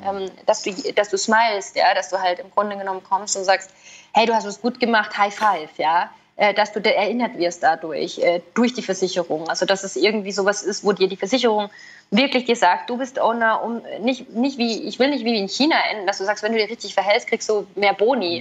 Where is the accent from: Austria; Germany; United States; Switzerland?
Switzerland; Bei uns in der Schweiz zum Beispiel gibt es Telemedizin.